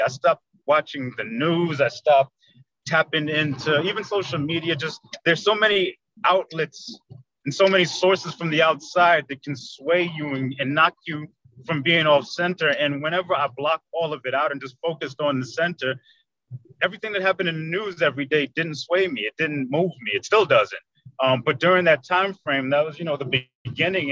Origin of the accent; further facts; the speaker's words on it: New York City, New York, United States; moved away as an adult; now in Orlando, United States; I am from Queens, New York. I live in Orlando, Florida currently. I've been here about 30 years now already